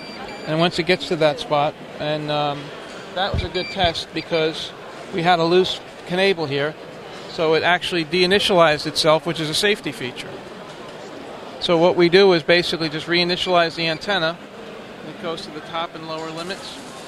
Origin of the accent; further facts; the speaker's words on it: Ocala, Florida, United States; Ocala, Florida.